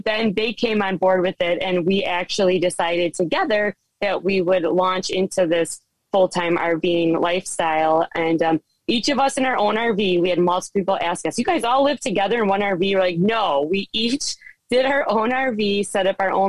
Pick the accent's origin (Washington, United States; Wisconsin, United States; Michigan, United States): Wisconsin, United States; Kenosha; moved away as an adult; we are originally from Wisconsin, right on the bottom corner, actually in Kenosha, which has been in the news a lot more than it used to be. But that is where we're originally from. And I actually born and raised there